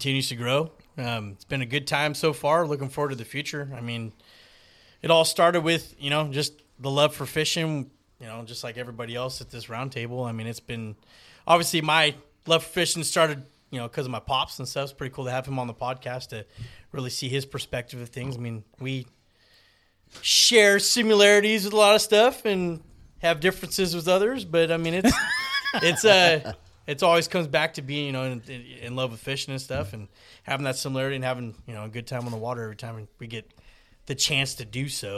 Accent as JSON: {"language": "English", "town": "Oakley", "region": "California", "country": "United States", "tie": "born or raised there", "said": "I grew up in Oakley bass fishing"}